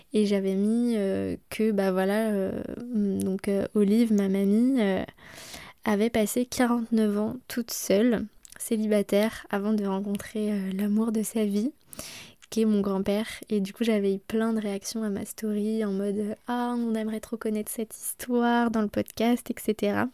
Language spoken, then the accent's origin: French; Brittany, France; moved away; chez nous en Bretagne